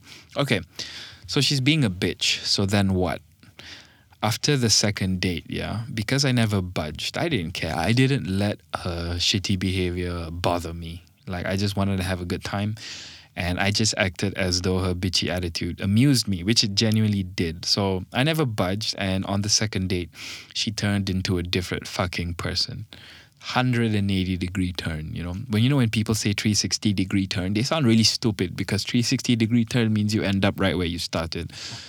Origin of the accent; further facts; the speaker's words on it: Malaysia; English is a second language; But actually, I'm from Malaysian, okay? We sound like this over here.